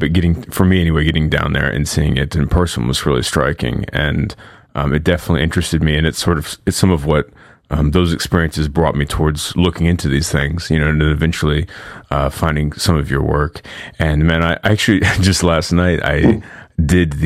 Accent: United States; growing up in America

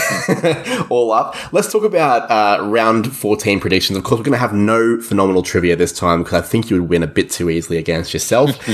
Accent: Australia; you and I are both not New Zealanders, we're both from Australia

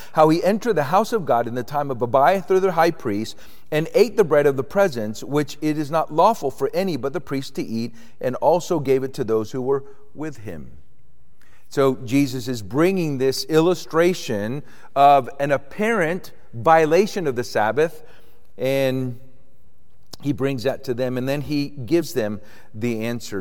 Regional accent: Avon Park, Florida, United States; also born or lived in Puerto Rico; I grew up in Puerto Rico, Roman Catholic, so didn't have any experiences. But when I was eight years old, we moved to Florida, to Central Florida, and we moved to a part of Florida, a little town called Avon Park

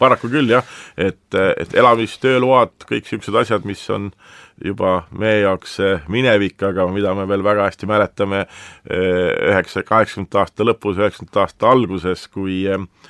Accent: Estonia; kui me siin oleme Eestis

